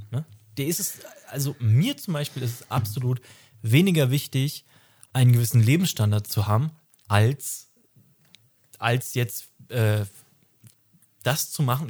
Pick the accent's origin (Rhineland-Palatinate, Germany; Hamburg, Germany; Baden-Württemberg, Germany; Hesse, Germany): Hamburg, Germany; wir kommen beide aus Hamburg